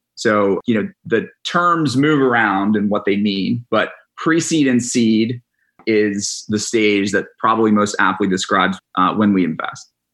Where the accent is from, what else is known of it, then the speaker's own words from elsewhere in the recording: Atlanta, Georgia, United States; We grew up in Atlanta, Georgia. And we moved back in. I moved back home with mom and dad